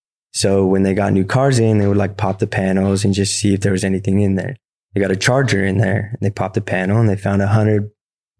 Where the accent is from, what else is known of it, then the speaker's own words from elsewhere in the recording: Riverside, California, United States; also born or lived in San Bernardino, California / Beaumont, California; I was born in San Bernardino, California, right here. I grew up in Riverside, went to high school in Beaumont